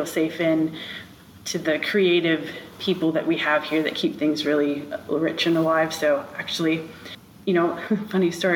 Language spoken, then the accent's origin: English; Rensselaer, Indiana, United States; I was born and raised in Rensselaer